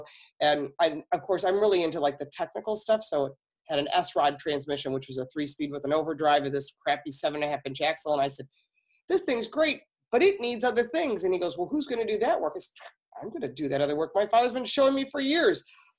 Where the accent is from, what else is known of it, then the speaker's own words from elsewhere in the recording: Farmington Hills, Michigan, United States; Yes, that's my real last name. I'm originally from Farmington Hills, Michigan. My father worked for the big three automakers.